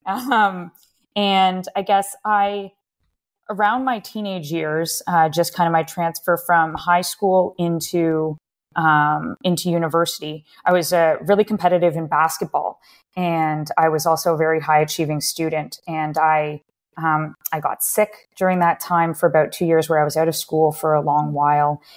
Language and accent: English; Waterloo, Ontario, Canada; I grew up in Waterloo, uh, that's about an hour or so outside of Toronto, uh, in Canada